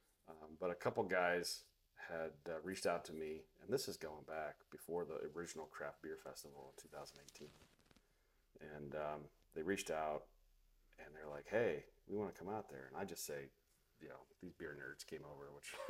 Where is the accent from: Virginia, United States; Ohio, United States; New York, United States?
Ohio, United States; Northeast; when we're growing up in Northeast Ohio